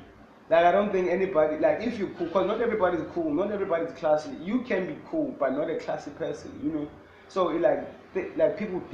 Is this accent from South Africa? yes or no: yes; Eastern Cape, South Africa; now in Cape Town, South Africa; I'm from the Eastern Cape.